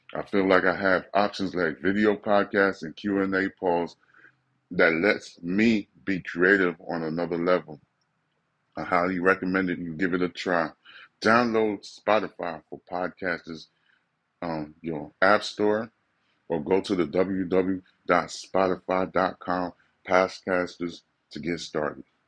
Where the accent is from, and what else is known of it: United States